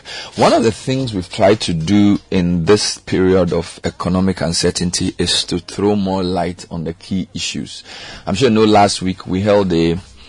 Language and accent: English; Ghana